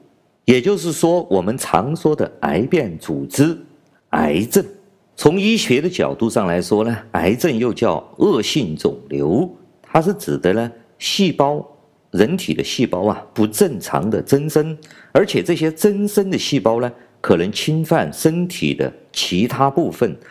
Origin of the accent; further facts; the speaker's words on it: China; 我是来自中国大陆的…。